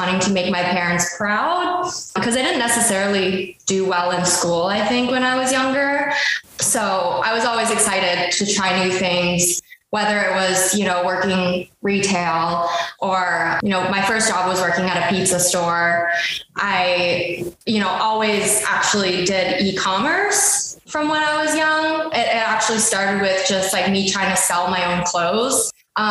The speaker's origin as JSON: {"language": "English", "town": "Ottawa", "region": "Ontario", "country": "Canada", "tie": "born or raised there", "also_born_or_lived": "Vancouver / Toronto", "moved": "yes", "said": "I grew up in Ottawa, Ontario, and it's really such a small, quiet town."}